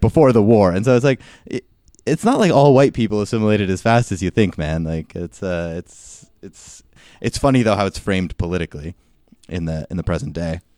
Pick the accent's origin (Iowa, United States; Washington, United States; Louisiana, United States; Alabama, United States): Washington, United States; my home state of Washington